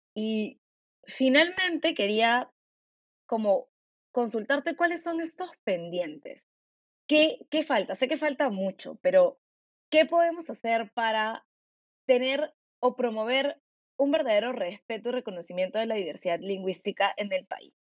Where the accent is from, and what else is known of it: Peru